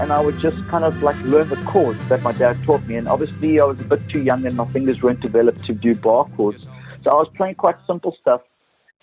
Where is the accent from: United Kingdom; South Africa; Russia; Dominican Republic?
South Africa; Cape Town, Western Cape; now in Cape Town, South Africa; Growing up in Brackenfell in the northern suburbs of Cape Town